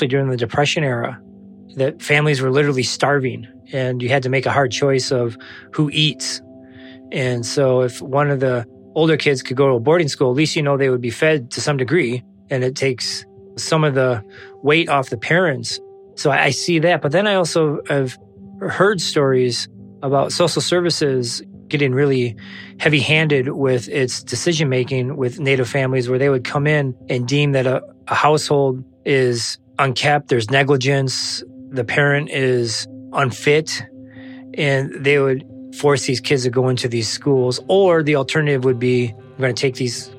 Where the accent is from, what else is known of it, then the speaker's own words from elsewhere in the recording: Cross Village, Michigan, United States; now in Harbor Springs, United States; I grew up in Cross Village, but I live in Harbor Springs